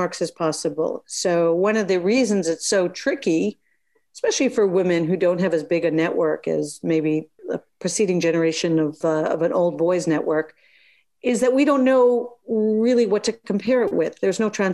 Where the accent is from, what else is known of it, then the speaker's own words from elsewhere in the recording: United States; I'm American.